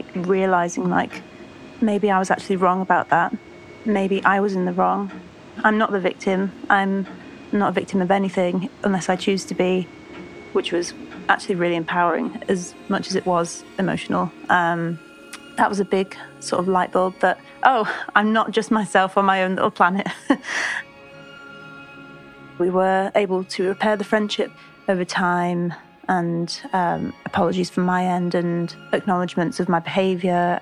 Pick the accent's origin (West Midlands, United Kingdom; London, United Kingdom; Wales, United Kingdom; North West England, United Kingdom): North West England, United Kingdom; Lancaster; I'm 27. I'm from Lancaster